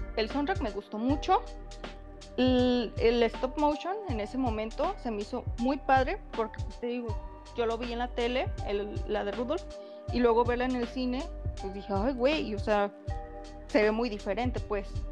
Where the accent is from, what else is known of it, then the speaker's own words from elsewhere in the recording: Mexico; como madre mexicana